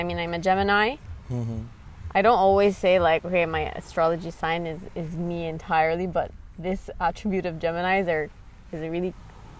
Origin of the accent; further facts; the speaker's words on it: Abu Dhabi, United Arab Emirates; born there; also born or lived in Lebanon / Canada; So I was born in Abu Dhabi, and then we moved to Canada for, I mean, we moved to Lebanon for a year, and then we moved to Canada for 4 years to get the citizenship